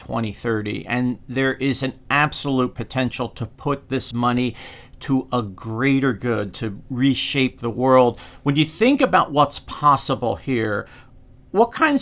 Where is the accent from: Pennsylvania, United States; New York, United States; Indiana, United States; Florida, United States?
Pennsylvania, United States; Philadelphia; in Philly, my hometown